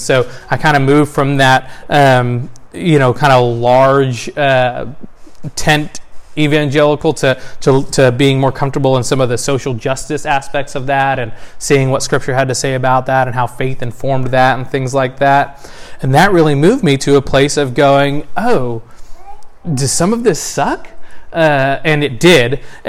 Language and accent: English; the South, United States; born there; I was born in the South of the U.S. in the late 80s.